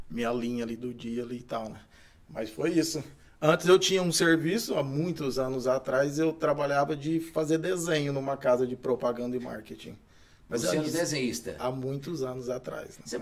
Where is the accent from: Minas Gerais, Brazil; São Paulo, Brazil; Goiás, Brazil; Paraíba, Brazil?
Goiás, Brazil; Itumbiara; Sou goiano. Eu é nasci, eu sou goiano, nasci em Itumbiara.